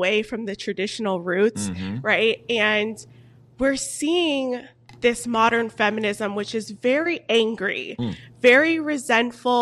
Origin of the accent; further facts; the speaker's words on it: Fort Lauderdale, Florida, United States; also born or lived in New York; I'm originally from Florida. So okay. Fort Lauderdale, born and raised